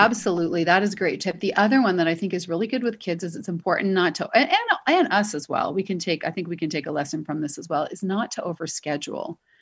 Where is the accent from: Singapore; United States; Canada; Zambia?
Canada; Toronto, Ontario; moved away; I'm from Toronto